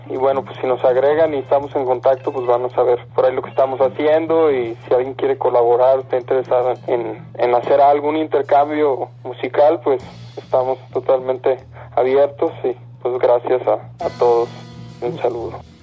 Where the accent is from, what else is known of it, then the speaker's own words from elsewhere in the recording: Monterrey, Nuevo León, Mexico; moved away as an adult; now in Mexico City, Mexico; Todos somos de Monterrey, pues migramos para acá hace ya alrededor de un año